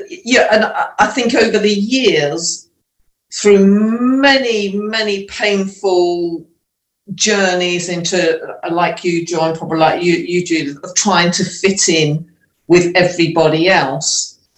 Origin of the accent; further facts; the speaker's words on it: Leicester, East Midlands, United Kingdom; also born or lived in Scunthorpe; we were growing up in Leicester, it was fine. There was multiracial, lots of other ethnicities there, a big Indian population. So I felt different, but it wasn't too bad at all.